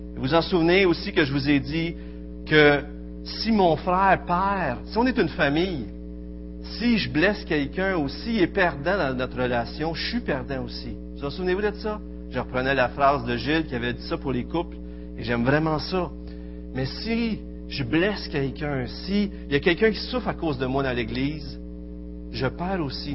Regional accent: Quebec, Canada; accent: Québécois; notre bel accent québécois

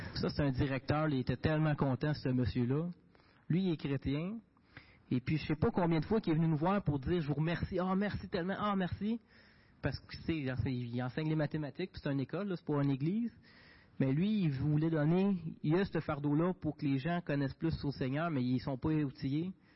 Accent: Quebec, Canada; born or raised there

